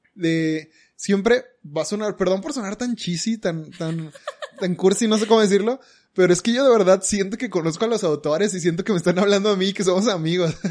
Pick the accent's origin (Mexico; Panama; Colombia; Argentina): Mexico; Monterrey, Nuevo León; los regios somos regios